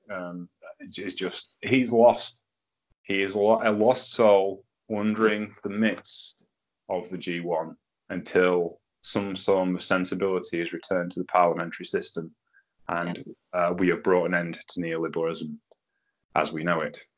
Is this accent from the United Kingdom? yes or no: yes; United Kingdom